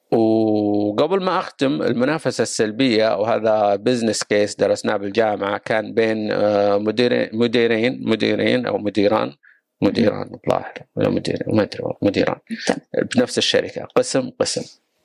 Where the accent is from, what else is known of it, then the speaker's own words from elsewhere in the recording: Saudi Arabia; كلنا كسعوديين